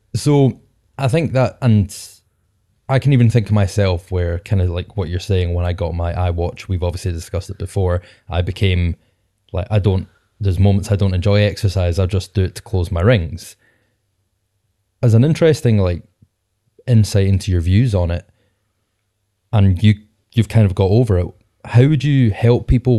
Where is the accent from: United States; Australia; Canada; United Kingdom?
United Kingdom; Scotland; Being Scottish Podcasters